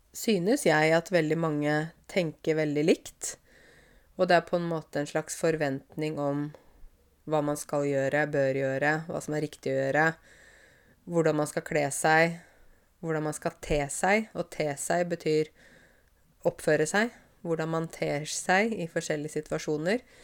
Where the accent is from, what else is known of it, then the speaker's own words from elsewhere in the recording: Åmot, Norway; moved away; jeg vokste opp i Åmot. Jeg vokste opp på landet